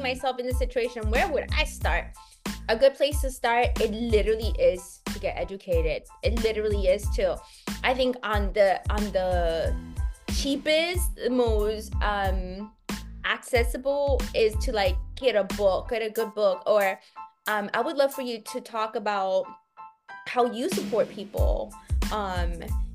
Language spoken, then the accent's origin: English; United States; I'm an American.